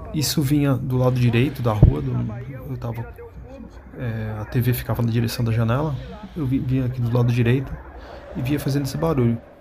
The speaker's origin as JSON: {"language": "Portuguese", "region": "São Paulo", "country": "Brazil", "said": "sou de São Paulo, capital"}